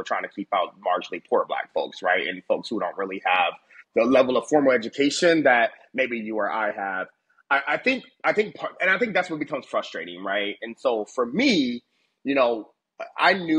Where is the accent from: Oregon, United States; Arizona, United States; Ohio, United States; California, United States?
Ohio, United States; moved away; also born or lived in Washington, D.C.; I'm from Ohio, born and raised